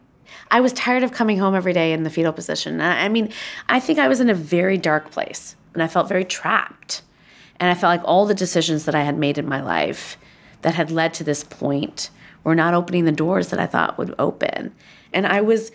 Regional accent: Schaumburg, Illinois, United States; growing up, like, in a Midwestern town in the 1980s, being brown

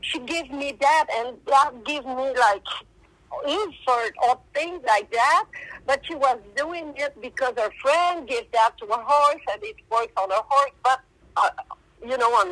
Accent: Quebec, Canada; first language French; English is a second language; I speak more French, so I'm from Quebec, Canada, and in Quebec we speak more French than English, so that's why I have that big accent

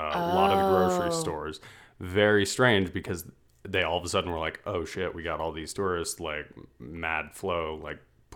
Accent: Nevada, United States; I'm from Nevada.

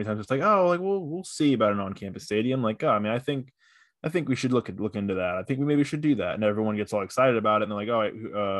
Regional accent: Tampa, Florida, United States; I grew up in Tampa. I live in Tampa currently.

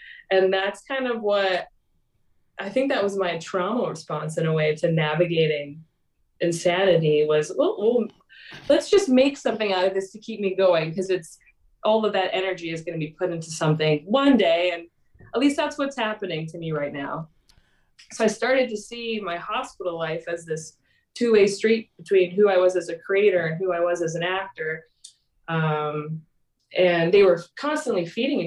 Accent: Grimsby, Ontario, Canada; I grew up in a small town called Grimsby, Ontario, which is like an hour outside of Toronto.

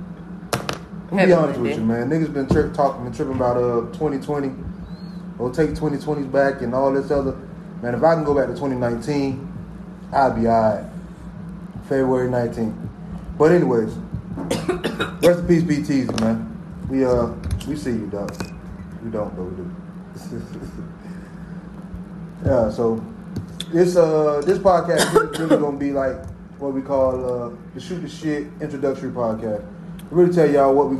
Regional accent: Miami, Florida, United States; now in Jacksonville, United States; So I'm 305. Originally from Miami

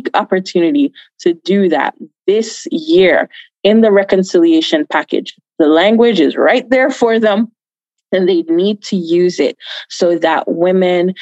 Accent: Jamaica; now in United States; I was born in Jamaica. I was born in Jamaica. I migrated here quite some time ago and went to school here in the United States.

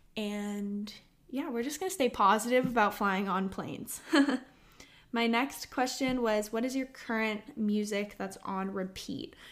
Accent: Austin, Texas, United States; I was born and raised in Austin, Texas

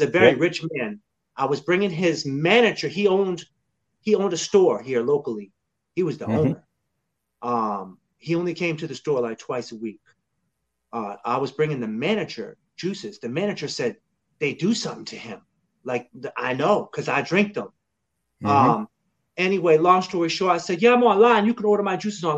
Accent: Lowell, Massachusetts, United States; now in North Carolina, United States; I was born in Lowell, Massachusetts

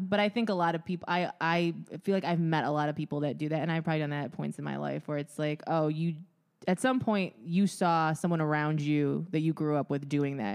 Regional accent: Midwest, United States; growing up in the Midwest

